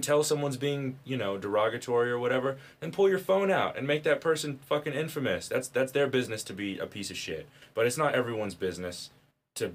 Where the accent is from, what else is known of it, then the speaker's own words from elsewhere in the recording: the South, United States; growing up in the South